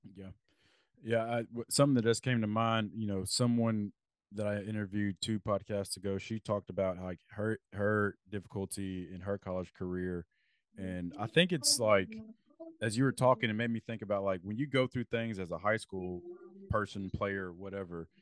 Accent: Lexington, Kentucky, United States; when we were growing up in Lexington

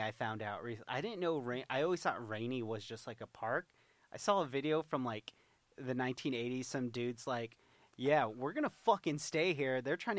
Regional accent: Houston, Texas, United States; I'm from Houston.

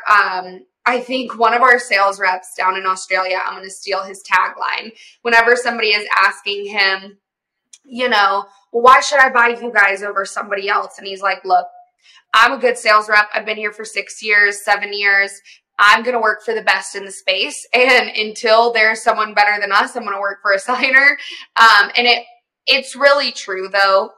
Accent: the South, United States; I grew up in the South, um, and my family does um, like oil and gas servicing

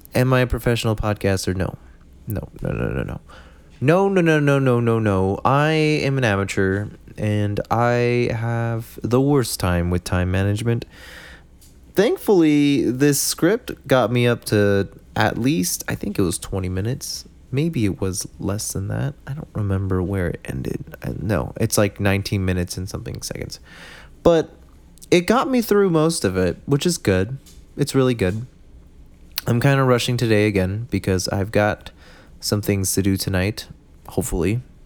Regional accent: United States; I'm from America

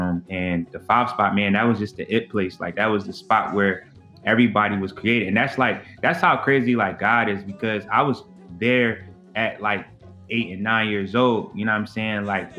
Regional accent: Philadelphia, Pennsylvania, United States; two-time Grammy Award-winning drummer from North Philadelphia

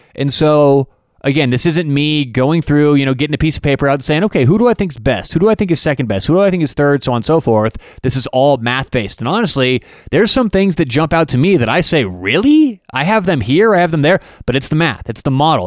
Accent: Denver, Colorado, United States; I'm, I'm from Denver, Colorado

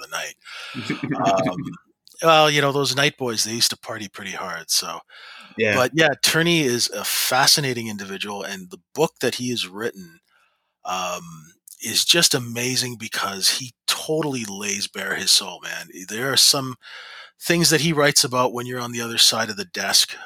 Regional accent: Canada; I'm a Canadian

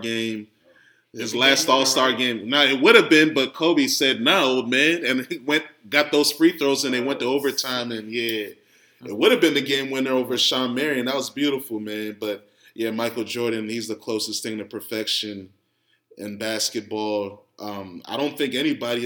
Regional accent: Ghana; especially as a Ghanaian

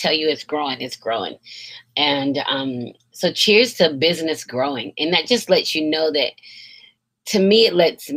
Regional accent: Kingston, Georgia, United States; my hometown of Cartersville, Kingston, Georgia

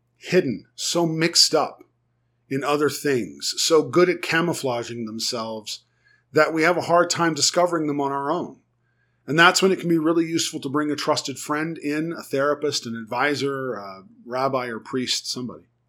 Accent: United States; first language English; also born or lived in Germany; I was teaching other Americans how to speak German

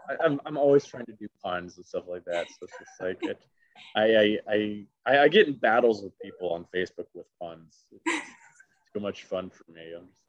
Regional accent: the South, United States; I can just never do, and it's so weird because I'm from the South too. I should automatically be able to do Foghorn Leghorn.

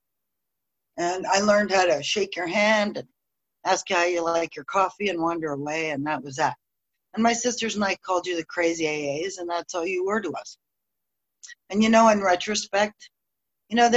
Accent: Dallas, Texas, United States; moved away; I was born in Dallas to a dying alcoholic father and a desperate mother.

